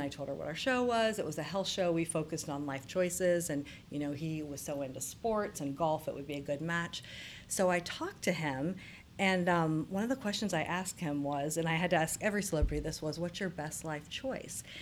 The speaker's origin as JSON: {"language": "English", "town": "Circleville", "region": "Ohio", "country": "United States", "tie": "born or raised there", "said": "I grew up in central Ohio. So my hometown is Circleville, which is just south of Columbus"}